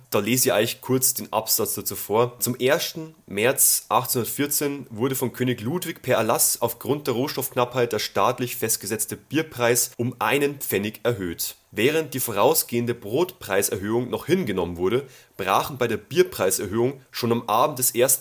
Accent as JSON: {"language": "German", "region": "Bavaria", "country": "Germany", "said": "bei uns in Bayern"}